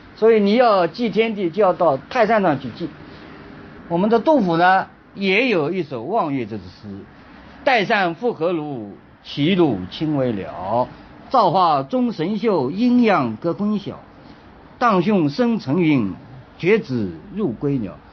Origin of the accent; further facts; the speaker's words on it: China; 我们中国人呢历来是信奉自然